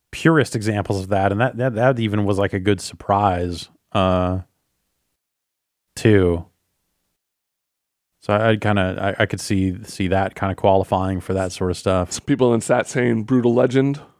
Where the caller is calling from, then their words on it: Akron, Ohio, United States; I'm from Akron, Ohio.